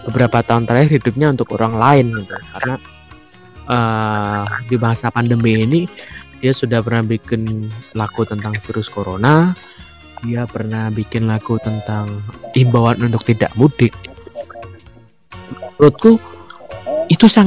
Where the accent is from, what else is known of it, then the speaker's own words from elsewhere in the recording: Java, Indonesia; mungkin kita sebagai orang Jawa dan kita punya kita lahir di kota yang melahirkan banyak seniman